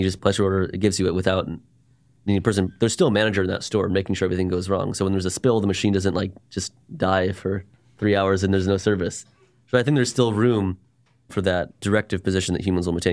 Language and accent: English; Dallas, Texas, United States; I'm a Jew from Dallas, born and raised here